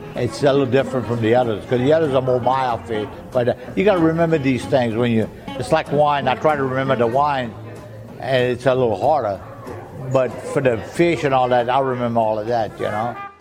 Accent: the Bayou, South Louisiana, United States; first language French; English is a second language; I'm from the Bayou

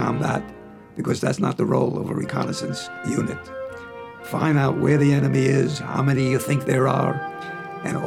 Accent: New York City, New York, United States; I was born on December 9th, 1920, in Harlem, New York City

